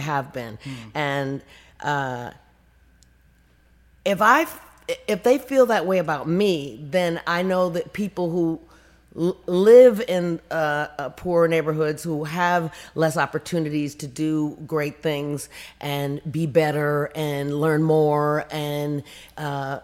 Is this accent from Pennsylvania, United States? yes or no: no; Compton, California, United States; I'm from Compton and I have very humble beginnings